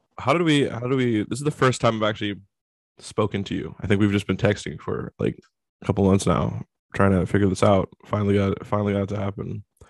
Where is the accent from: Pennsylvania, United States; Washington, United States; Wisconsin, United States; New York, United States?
Washington, United States; Seattle; I'm from Seattle.